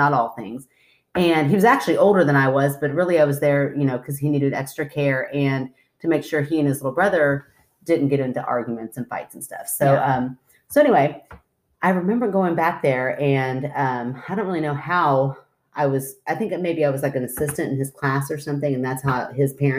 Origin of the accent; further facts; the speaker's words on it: Goshen, Kentucky, United States; we grew up in Goshen, Kentucky, and right down the street is Old Sligo Road